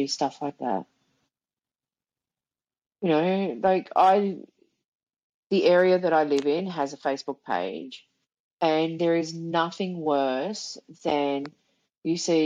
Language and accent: English; Sydney, New South Wales, Australia; I was from Sydney